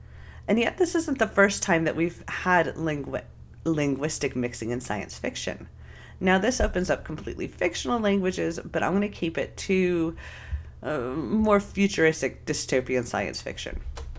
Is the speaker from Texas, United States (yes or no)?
no; Fresno, California, United States; Growing up in Fresno, California, one of my closest friends to this day is Hmong.